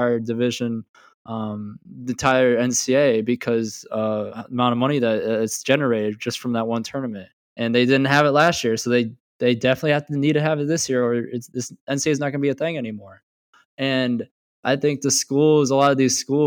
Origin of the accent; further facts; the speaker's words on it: Marion, Iowa, United States; I grew up in Marion, which is 25-30 minutes away